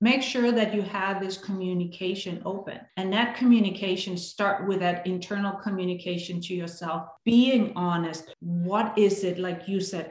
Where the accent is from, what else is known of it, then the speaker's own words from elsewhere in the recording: Denmark; now in United States; I grew up in Denmark, born and raised, lived there for many years.